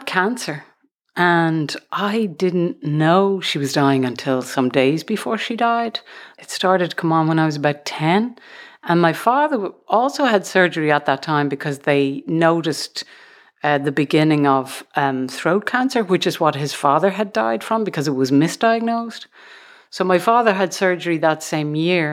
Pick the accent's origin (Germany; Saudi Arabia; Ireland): Ireland; Dublin, Leinster; moved away as an adult; now in United States; I grew up in Dublin in the suburbs